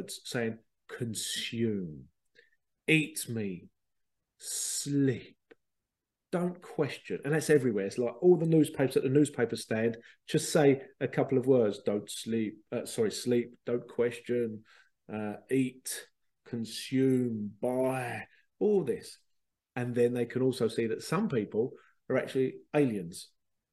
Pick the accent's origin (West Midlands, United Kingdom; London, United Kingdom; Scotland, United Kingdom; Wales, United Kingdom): London, United Kingdom; moved away; I was born in London and moved out